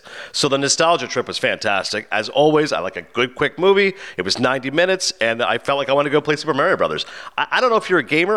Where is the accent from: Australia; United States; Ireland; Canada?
Canada; I was born and raised in Canada, but my family's Pakistani